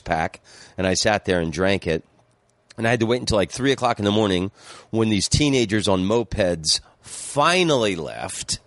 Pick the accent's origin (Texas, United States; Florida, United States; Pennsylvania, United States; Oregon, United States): Florida, United States; moved away; also born or lived in Amsterdam / Phoenix; growing up in Florida